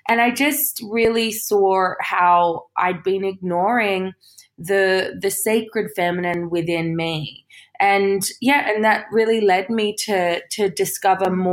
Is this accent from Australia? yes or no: yes; Sydney, New South Wales, Australia; moved away as an adult; now in United Kingdom; I grew up in Australia